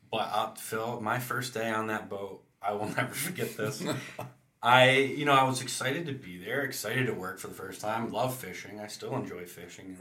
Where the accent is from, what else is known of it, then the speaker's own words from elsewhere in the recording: Allington, United States; I grew up in Allington, where I live now